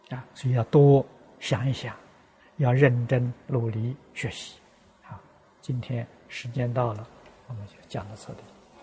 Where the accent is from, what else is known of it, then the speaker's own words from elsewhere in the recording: China; 我们中国人